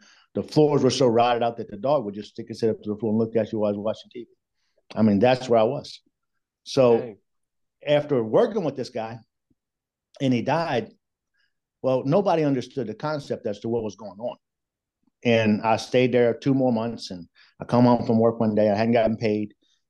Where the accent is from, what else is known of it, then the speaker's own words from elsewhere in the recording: New Orleans, Louisiana, United States; now in Nashville, United States; So I was born in New Orleans, Louisiana. I was born into a poor family.